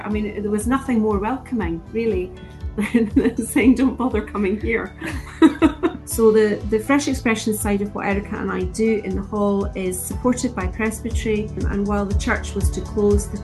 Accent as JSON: {"language": "English", "area": "East Lothian", "region": "Scotland", "country": "United Kingdom", "tie": "born or raised there", "also_born_or_lived": "Midlothian", "said": "born and bred in East Lothian, and now living in Mid Lothian"}